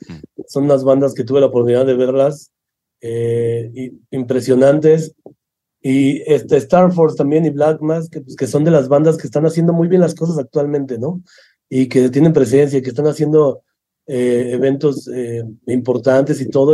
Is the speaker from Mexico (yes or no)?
yes; Mexico City, Mexico; Yo soy de Ciudad de México y la mayoría de equipo del festival es de Ciudad de México